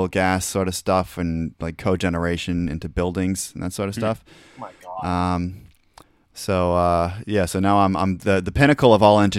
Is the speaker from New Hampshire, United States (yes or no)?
yes; New Hampshire, United States; also born or lived in Massachusetts; now in Maine, United States; we grew up in New Hampshire, Joe and I did.